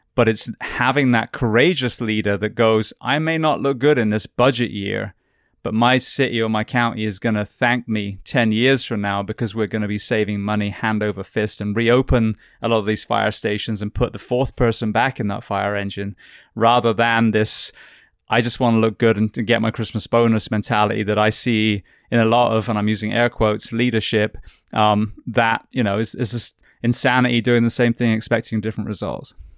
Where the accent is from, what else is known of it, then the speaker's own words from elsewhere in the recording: England, United Kingdom; moved away; the healthcare that I grew up with in England